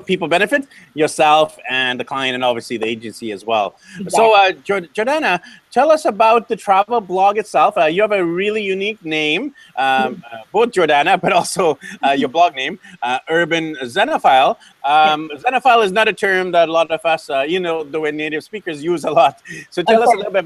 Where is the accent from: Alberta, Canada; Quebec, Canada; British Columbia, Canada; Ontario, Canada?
British Columbia, Canada; Vancouver; born and raised in Vancouver